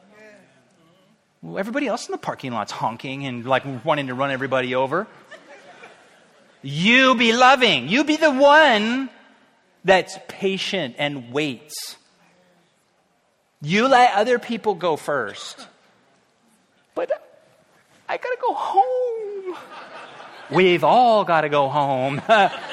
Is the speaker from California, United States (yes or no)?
yes; Orange County, California, United States; also born or lived in Riverside; I grew up in South Orange County. Actually, Orange County, but we moved to South Orange County.